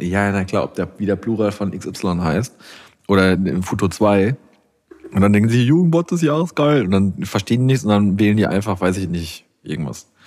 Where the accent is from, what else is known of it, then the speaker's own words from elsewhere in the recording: Iserlohn, North Rhine-Westphalia, Germany; bei uns in meiner Heimatstadt von meinen Eltern ist ja eines der größten Schützenfeste Deutschlands